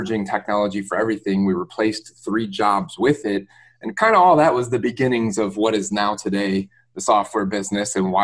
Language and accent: English; Detroit, Michigan, United States; moved away as an adult; now in Tampa, United States; I'm born and raised in Metro Detroit, Michigan area